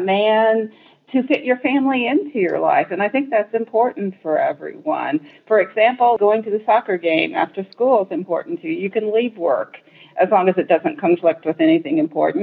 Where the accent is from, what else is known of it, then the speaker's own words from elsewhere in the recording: Indiana, United States; I'm a Hoosier from Indiana, although I have lived other places